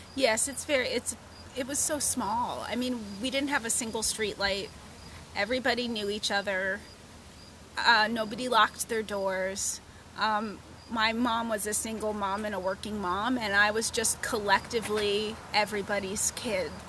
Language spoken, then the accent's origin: English; Rockport, Massachusetts, United States; born or raised there; moved away; also born or lived in New Jersey